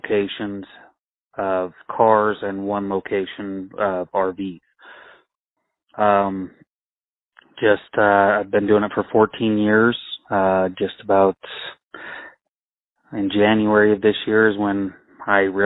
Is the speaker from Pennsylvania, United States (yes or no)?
no; Rock Springs, Wyoming, United States; also born or lived in Utah / Colorado; I grew up here between Rock Springs, Wyoming, and I've actually moved around a little bit as a child. I was born in Utah, moved to Colorado, then moved to Wyoming.